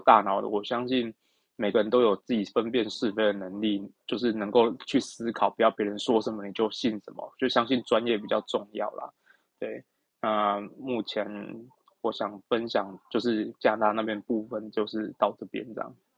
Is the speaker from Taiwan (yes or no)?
yes; Taiwan; now in Ontario, Canada; 我在回台湾之前，我是一月，一月五号的飞机回台湾嘛